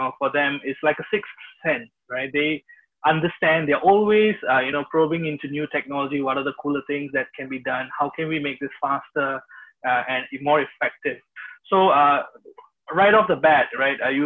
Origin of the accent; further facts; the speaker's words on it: India; moved away; I'm from India, originally